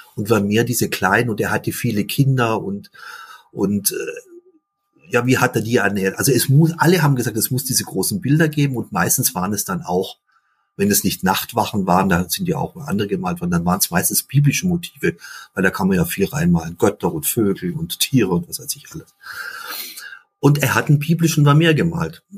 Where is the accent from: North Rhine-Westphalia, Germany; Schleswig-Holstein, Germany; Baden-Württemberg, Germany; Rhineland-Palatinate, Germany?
Baden-Württemberg, Germany; Ravensburg; also born or lived in Limburg; weil wir in der Stadt gewohnt haben, in Süddeutschland, in Ravensburg